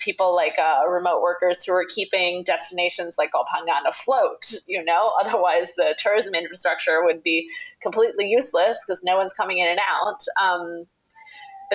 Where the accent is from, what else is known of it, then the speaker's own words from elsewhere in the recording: Chiang Mai, Thailand; moved away as an adult; also born or lived in London / New York; Chiang Mai is my hometown